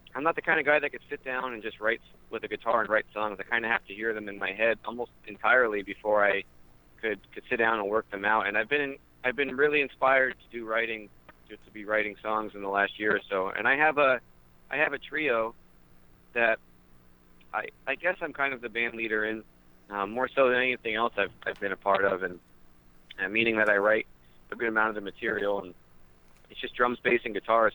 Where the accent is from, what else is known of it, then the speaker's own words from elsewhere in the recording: Wyoming Valley, rural Pennsylvania, United States; I'm from Wyoming Valley. We we grew up uh, about an hour away